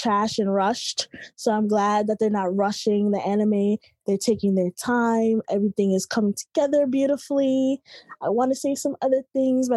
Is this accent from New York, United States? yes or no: yes; New York, United States; I'm from Brooklyn, New York